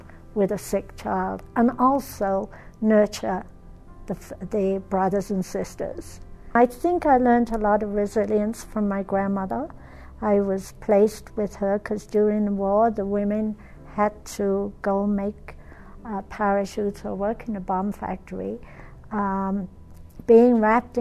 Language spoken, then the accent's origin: English; Wales, United Kingdom; moved away as an adult; now in New Mexico, United States; I'm originally from Wales